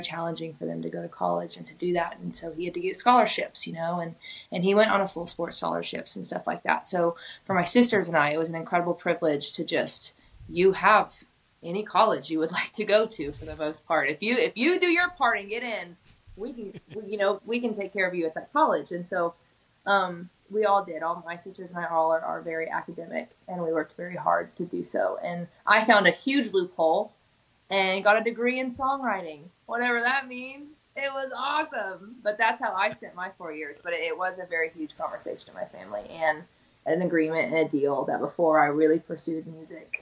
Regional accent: Tulsa, Oklahoma, United States; now in Nashville, United States; my sisters played a huge influence on my music growing up in Oklahoma

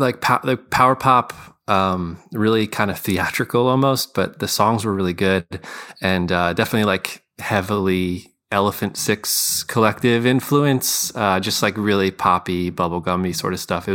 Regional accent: Scranton, Pennsylvania, United States; now in Philadelphia, United States; Yeah. I'm a South Scranton. Yeah. I live in Philly, but I still claim, you know, I'm from Scranton.

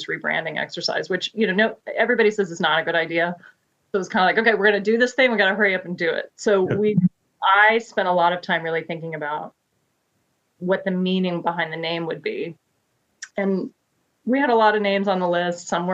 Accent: Wichita, Kansas, United States; moved away as an adult; now in Maryland, United States; I grew up in Wichita, Kansas.

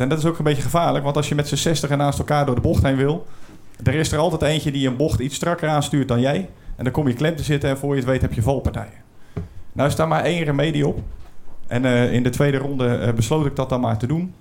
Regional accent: Brielle, South Holland, Netherlands; Ik kom uit Den Briel, dat ligt een beetje onder de rook van eh, oh. Rotterdam

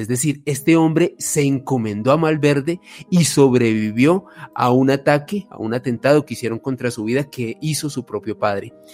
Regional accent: Colombia; los colombianos

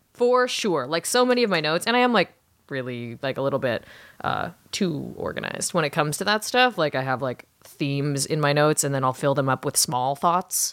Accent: Orange County, California, United States; my hometown of Orange County, California

